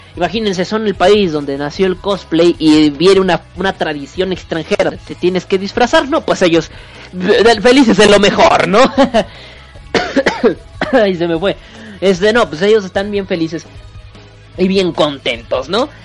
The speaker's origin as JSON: {"language": "Spanish", "region": "northern Mexico", "country": "Mexico", "said": "Soy norteño, que es diferente"}